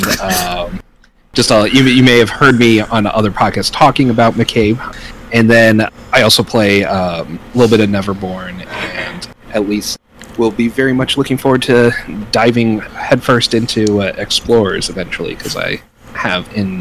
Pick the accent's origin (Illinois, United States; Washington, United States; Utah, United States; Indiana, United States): Indiana, United States; Indianapolis; I am from Indianapolis, Indiana